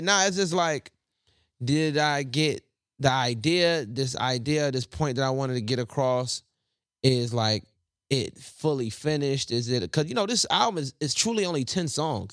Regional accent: the South, United States; I'm from the South

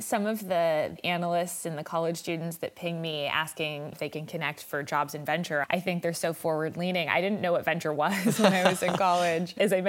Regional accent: Los Angeles, California, United States; I am actually born and raised in California, in Los Angeles. My mother still lives at the same house I was brought back to when I was born, deep roots in LA.

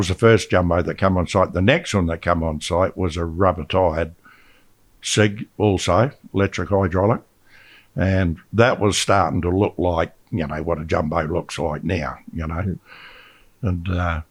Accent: Australia; we're from Australia

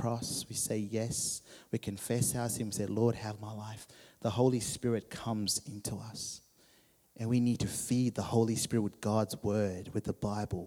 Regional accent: Zimbabwe; When I was 16, growing up in Zimbabwe

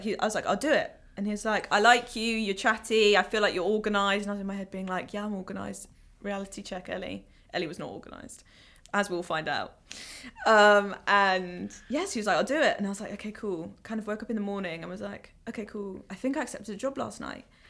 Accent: London, United Kingdom; I'm from Ealing.

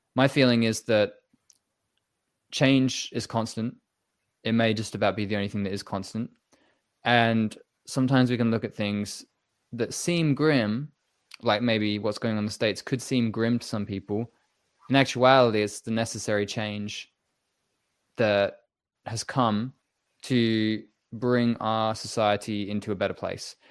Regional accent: England, United Kingdom; I was born in England

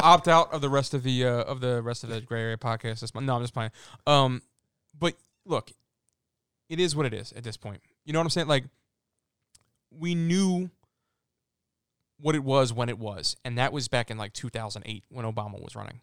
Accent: Philadelphia, Pennsylvania, United States; I'm from Philly

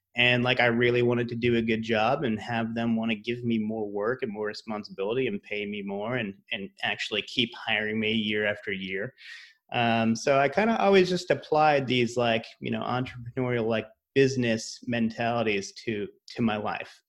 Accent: Rhode Island, United States; moved away as an adult; also born or lived in Massachusetts / New York / Los Angeles; I'm from Rhode Island, went to school in Massachusetts

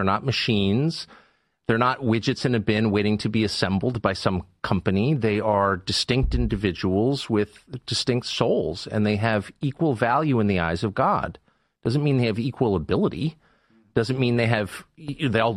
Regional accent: Southern California, United States; I grew up in Southern California in the 70s

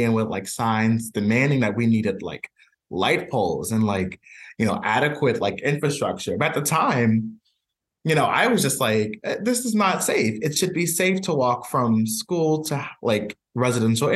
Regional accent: Richmond, Virginia, United States; moved away as an adult; also born or lived in Long Island, New York; now in Providence, United States; raised in Richmond, Virginia for most of my life.

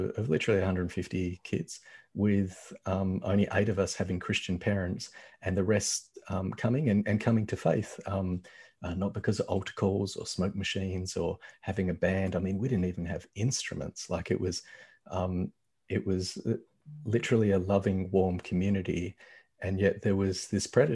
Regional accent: Australia; I grew up in Australia, and I grew up white in Australia

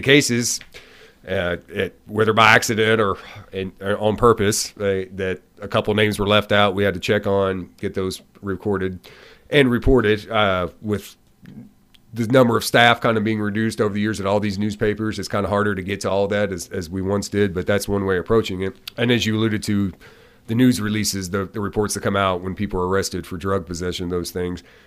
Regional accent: Hopkinsville, Kentucky, United States; also born or lived in Louisville, Kentucky; now in Glasgow, United States; I'm from Hopkinsville. I've lived in the Louisville area

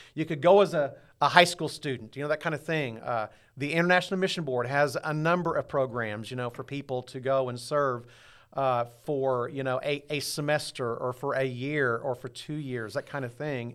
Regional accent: Southwest Missouri, United States; also born or lived in Dallas; I grew up here in Southwest Missouri

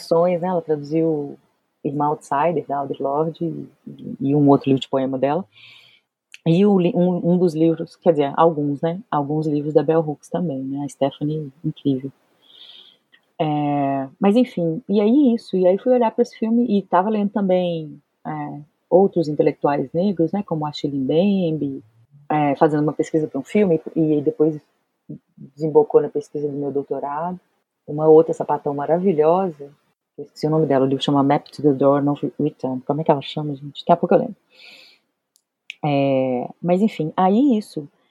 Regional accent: Belo Horizonte, Minas Gerais, Brazil; eu sou de Belo Horizonte

